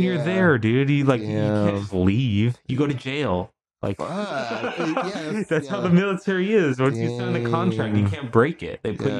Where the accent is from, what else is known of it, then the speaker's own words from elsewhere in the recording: United States; growing up in like Western culture and like as an American